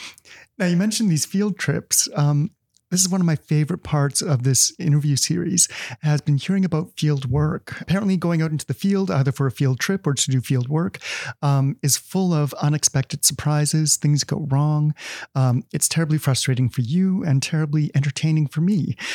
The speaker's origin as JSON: {"language": "English", "town": "Winnipeg", "region": "Manitoba", "country": "Canada", "said": "I'm from Winnipeg"}